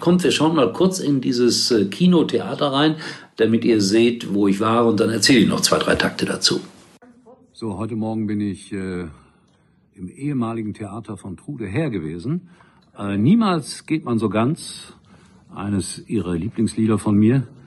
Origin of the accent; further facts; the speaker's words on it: Gelsenkirchen, North Rhine-Westphalia, Germany; Ich bin auf Schalke geboren, komme daher